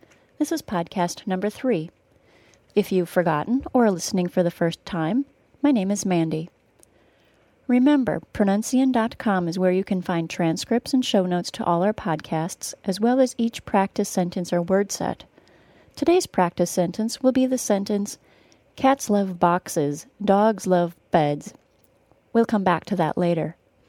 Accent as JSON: {"language": "English", "country": "United States", "tie": "born or raised there", "said": "I grew up in the United States, and since I teach in the United States, and most of my students are longtime residents of the United States, I know far more about Ameri"}